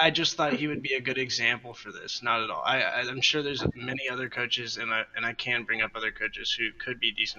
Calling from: Fable, North Carolina, United States; I'm calling from Fable, North Carolina.

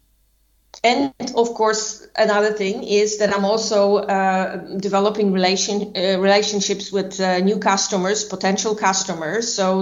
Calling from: Warsaw, Masovian Voivodeship, Poland; I'm actually calling from Warsaw in Poland.

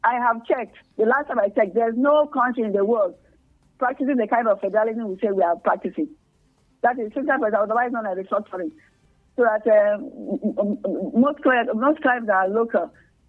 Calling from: Nigeria; I don't know. I'm calling from Nigeria.

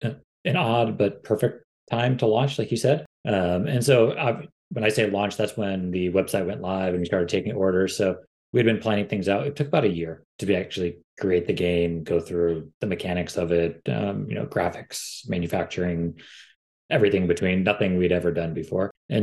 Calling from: San Diego, California, United States; We're based out of San Diego, California. So nice sunny day in our neck of the woods.

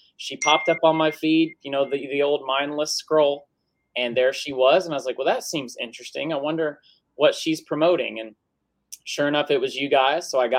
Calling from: Tennessee, United States; West Tennessee.

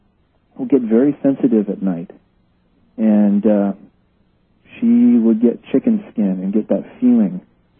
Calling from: Kohala, Hawaii, United States; calling from Kohala, Hawaii.

